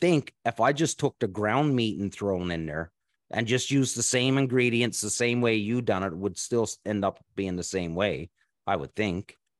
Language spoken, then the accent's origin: English; East Coast of Canada, Canada; I grew up on the East Coast of Canada